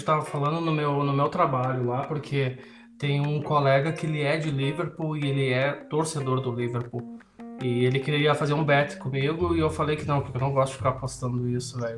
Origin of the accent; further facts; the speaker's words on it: Brazil; eu sou brasileiro